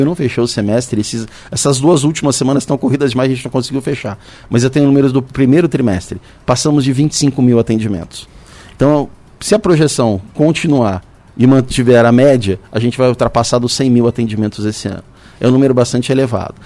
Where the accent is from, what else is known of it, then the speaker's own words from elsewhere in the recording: São José dos Campos, São Paulo, Brazil; eu nasci aqui. Estou na, na, cidade desde quando eu nasci, tive a oportunidade de morar fora, mas eu não saio daqui de jeito nenhum.